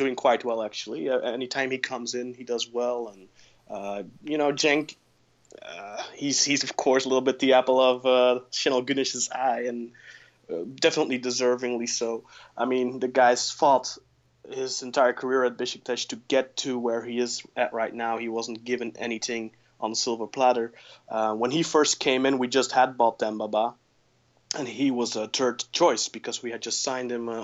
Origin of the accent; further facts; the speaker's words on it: Belgium; I'm from Belgium